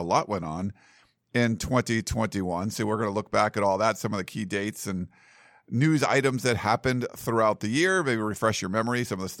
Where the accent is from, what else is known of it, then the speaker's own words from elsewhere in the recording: East Coast, United States; now in Southern California, United States; growing up in the East Coast, Gerard, holidays were, there was a lot of holiday traditions with cookies and, you know, hams and turkeys and things like that. Here in Southern California